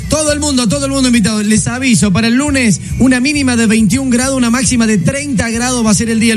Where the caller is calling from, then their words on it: General Pico, La Pampa, Argentina; hola, buenas tardes … soy de General Pico, La Pampa